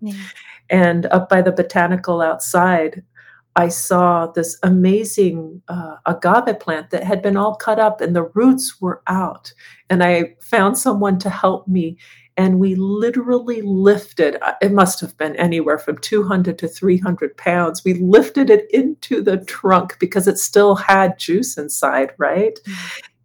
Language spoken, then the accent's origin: English; Guatemala; growing up in Guatemala